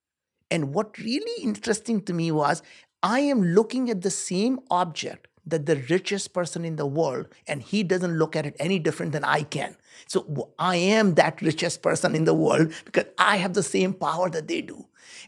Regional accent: India; moved away; I grew up in India. We were very poor.

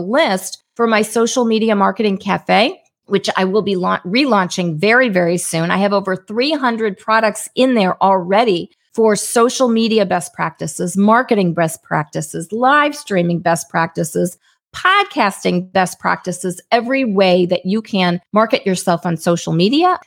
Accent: St. Louis, Missouri, United States; I'm from Saint Louis, Missouri

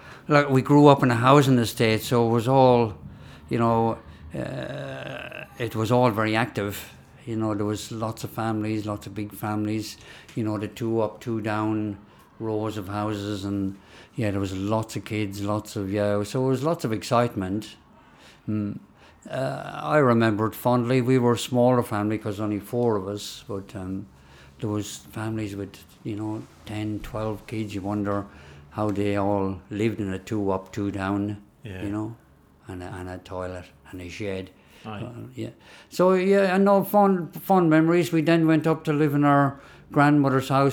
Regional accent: Kildare, Leinster, Ireland; I'm not Irish at all. You know, I was born there

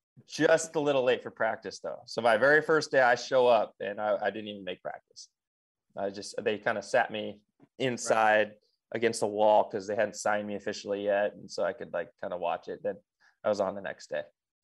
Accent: Seattle, Washington, United States; it was my hometown, it was Seattle. I'd driven by the facility the whole time. I lived right by the facility in Kirkland when they were there.

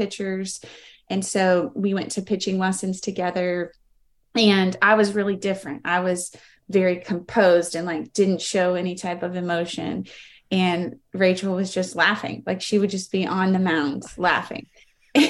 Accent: Greenville, United States; I was born and raised in Greenville

